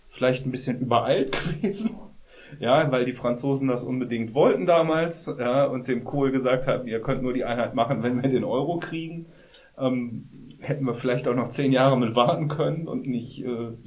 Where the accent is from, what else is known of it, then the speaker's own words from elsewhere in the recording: Germany; dass ich als Deutscher, wie immer man das jetzt immer noch